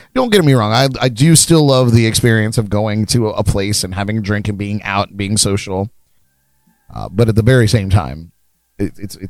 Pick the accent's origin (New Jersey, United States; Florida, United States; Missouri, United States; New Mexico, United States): Florida, United States; We're from Florida.